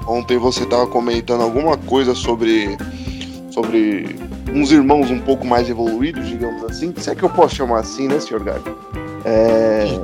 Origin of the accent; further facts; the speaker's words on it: Novo Horizonte, São Paulo, Brazil; Você é de Varginha, eu sou de Novo Horizonte. Ali pertinho.